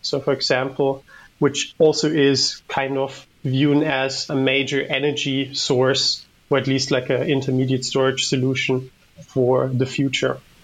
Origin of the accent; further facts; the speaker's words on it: Germany; moved away as an adult; now in Netherlands; I'm from Germany and I've been working here in the Netherlands for my PhD for a bit over three years